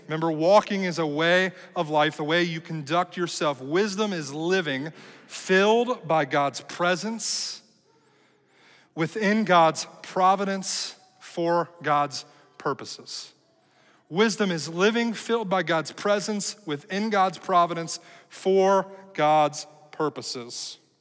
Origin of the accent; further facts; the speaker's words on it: United States; as American people